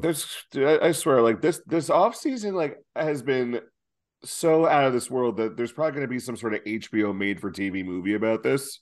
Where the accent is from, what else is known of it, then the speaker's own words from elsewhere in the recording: New York City, New York, United States; I grew up on the Upper West Side of Manhattan